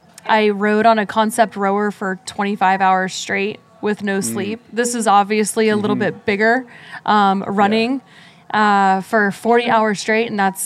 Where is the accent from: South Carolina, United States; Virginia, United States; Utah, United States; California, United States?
Virginia, United States; Virginia Beach; I'm doing it here in my hometown in Virginia Beach